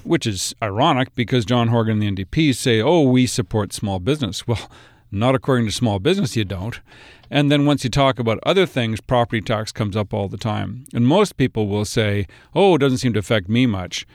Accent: Kamloops, British Columbia, Canada; also born or lived in Vancouver Island; now in Vancouver, Canada; I live in Vancouver. I grew up in Kamloops.

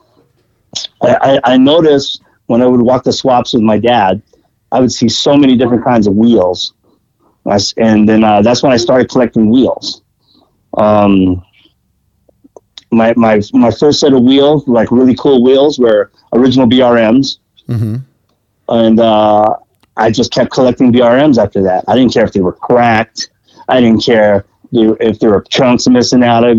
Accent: Pomona, California, United States; also born or lived in Los Angeles, California; Growing up in Pomona. I actually grew up in L.A. up until I was like 7. I grew up actually just around the corner from the original Tommy's

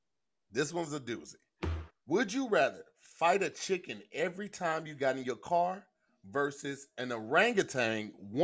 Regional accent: St. Louis, Missouri, United States; moved away as an adult; now in Los Angeles, United States; nah, I'm from St. Louis.

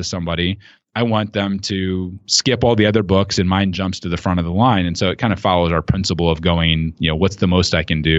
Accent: rural Ohio, United States; growing up in rural Ohio

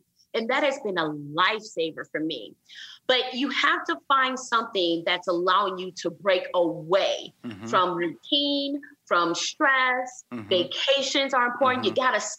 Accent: Flint, Michigan, United States; now in Houston, United States; I'm from Flint, Michigan.

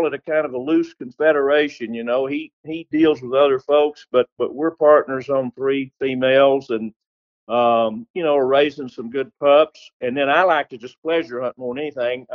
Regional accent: Texas, United States; I'm from Texas

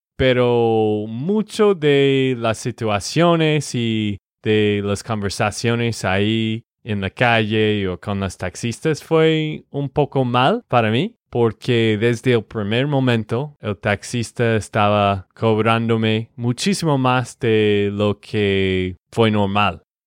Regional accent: Texas, United States; de Texas, Estados Unidos

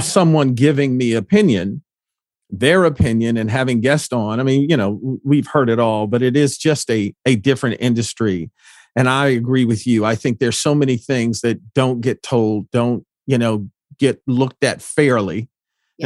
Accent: Detroit, Michigan, United States; when I grew up in Detroit

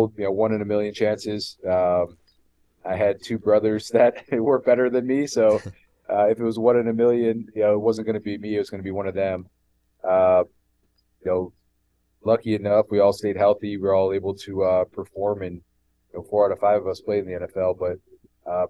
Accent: Buffalo, New York, United States; Grew up in Buffalo, New York.

